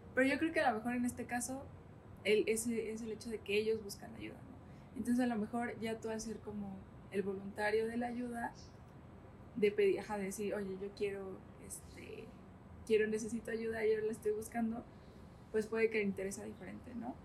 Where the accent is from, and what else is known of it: Santiago Tepeticpac, Tlaxcala, Mexico; born or raised there